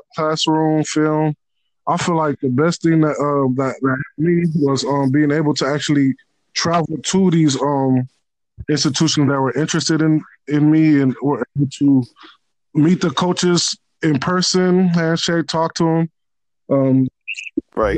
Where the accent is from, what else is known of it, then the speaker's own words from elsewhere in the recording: Los Angeles, California, United States; also born or lived in Nigeria / Tallahassee, Florida; I was born in Nigeria, but um, I came to uh, America when I was about two years old. Was raised in uh, Los Angeles, California